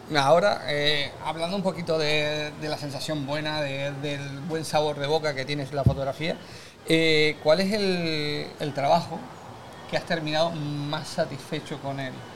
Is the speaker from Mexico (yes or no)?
no; Canary Islands, Spain; nosotros somos canarios